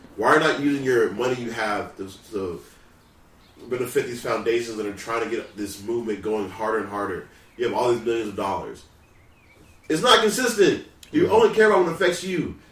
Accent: Louisiana, United States; now in San Diego, United States; I'm from Louisiana.

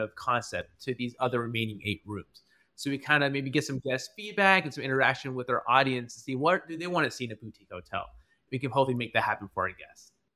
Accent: Albany, Georgia, United States; moved away as an adult; also born or lived in Atlanta, Georgia; I was originally from South Georgia, in a small town called Albany, Georgia

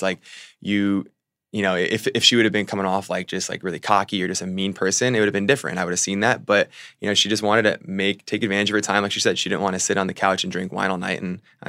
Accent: Virginia, United States; also born or lived in Fairfax / Spotsylvania / Boca Raton; And I'm from Virginia and then lived down in Florida, so.

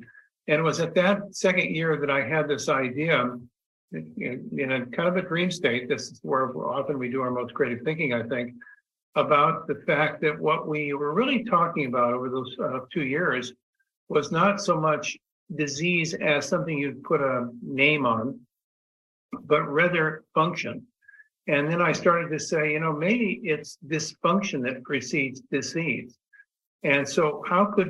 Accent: Los Angeles, California, United States; were raised in Southern California. We grew up in the San Fernando Valley back in the 50s

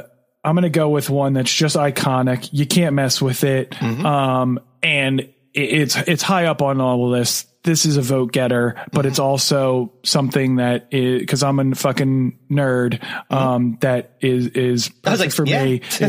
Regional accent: New Jersey, United States; because we're from Jersey.

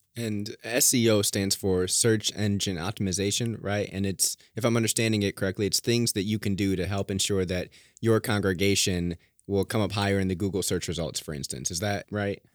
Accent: Merrillville, Indiana, United States; I grew up in Maryville.

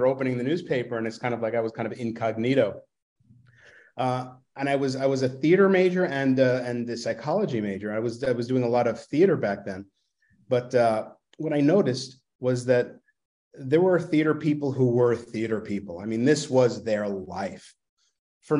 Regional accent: New York City, New York, United States; accent: Brooklynese; moved away; I grew up in Brooklyn

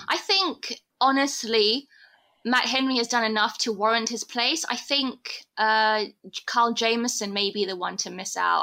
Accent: United Kingdom; now in South Africa; me being a Brit

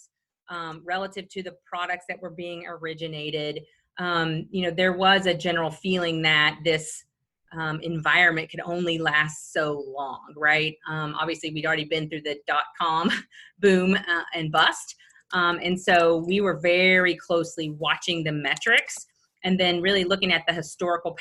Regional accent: Little Rock, Arkansas, United States; moved away as an adult; now in Jacksonville, United States; I actually moved from my hometown of Little Rock, Arkansas

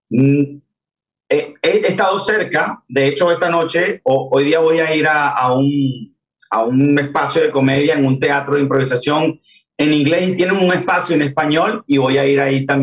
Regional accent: Venezuela; moved away as an adult; now in Miami, United States; salí de Venezuela junto a mi esposa en el año 2018

